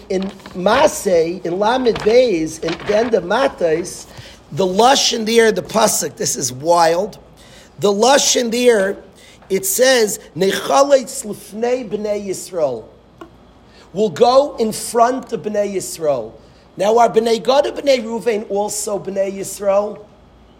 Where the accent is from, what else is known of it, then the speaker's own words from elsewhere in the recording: Lakewood, New Jersey, United States; I was born in Lakewood